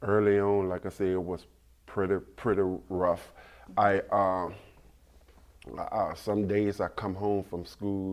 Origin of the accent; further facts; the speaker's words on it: Baton Rouge, Louisiana, United States; I grew up in a town in Baton Rouge, Louisiana, called Fairfield